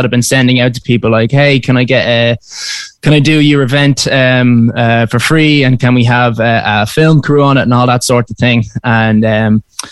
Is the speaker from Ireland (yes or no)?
yes; Dublin, Leinster, Ireland; I'm from Dublin. I'm currently there at the moment.